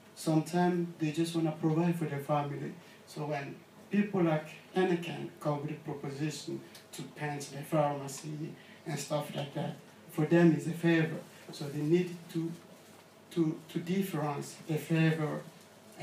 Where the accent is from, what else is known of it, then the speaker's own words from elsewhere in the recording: Kinshasa, DR Congo; moved away; I'm from Congo and from Kinshasa as well.